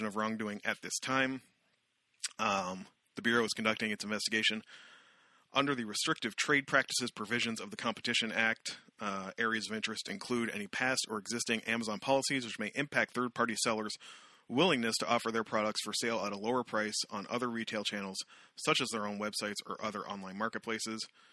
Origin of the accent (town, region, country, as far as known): Canada